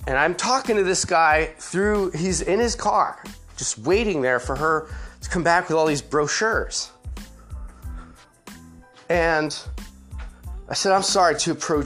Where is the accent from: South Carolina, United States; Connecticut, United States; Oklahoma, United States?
Connecticut, United States; Griswold; I grew up in Connecticut. My dad was a naval officer. So, we moved around a lot when I was younger. But most of my life from fourth grade on, I was in rural Connecticut, a town of 6,000 people, Griswold, Connecticut.